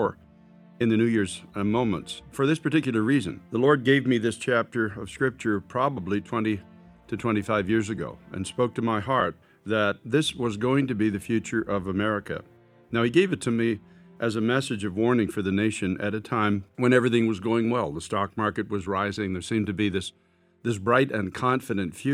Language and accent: English; United States